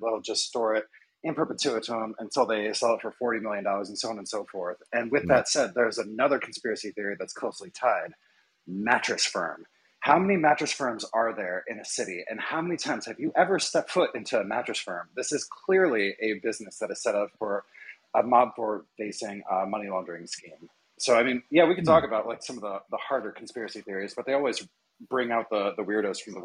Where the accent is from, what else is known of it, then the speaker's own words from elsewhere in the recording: Fort Wayne, Indiana, United States; moved away as an adult; I grew up in Fort Wayne, Indiana